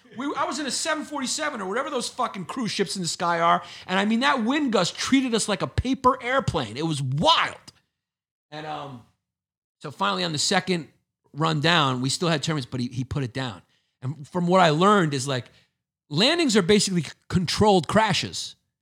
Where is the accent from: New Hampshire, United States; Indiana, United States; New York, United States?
New York, United States; New York City; I grew up in Brooklyn.